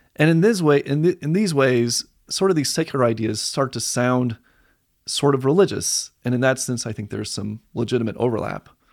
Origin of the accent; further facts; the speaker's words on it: Palisade, Colorado, United States; moved away as an adult; also born or lived in Virginia / California; now in Arvada, United States; I grew up mostly on the Western Slope in Palisade.